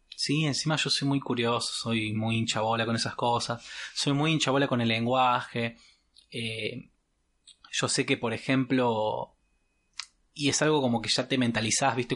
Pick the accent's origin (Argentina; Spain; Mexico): Argentina; Córdoba; accent: Cordobés; mi mamá es entrerriana, mi papá es correntino, yo hablo como cordobés